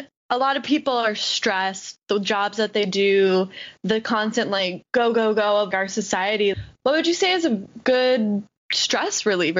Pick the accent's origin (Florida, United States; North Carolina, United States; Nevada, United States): Florida, United States; I was born and raised in Florida.